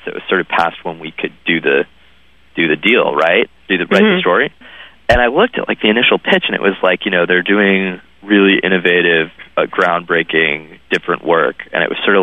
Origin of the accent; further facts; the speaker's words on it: Waterville, Maine, United States; I grew up in a small town, and there were, like, very sort of well known families that just had, like, tons of people in the family, and they were. You know, I was from Waterville, Maine